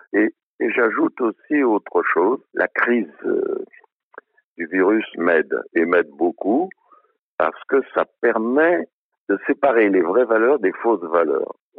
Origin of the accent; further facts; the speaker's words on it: Budapest, Hungary; now in France; je suis né à Budapest